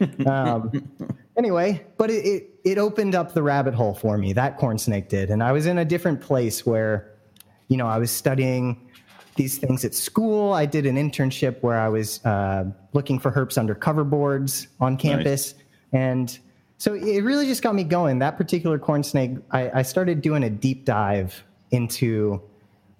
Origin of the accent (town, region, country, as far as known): San Francisco Bay Area, California, United States; born or raised there